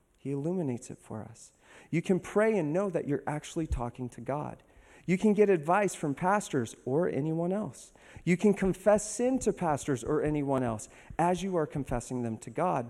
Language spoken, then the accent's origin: English; Los Angeles, California, United States; moved away; I'm originally from Hollywood, California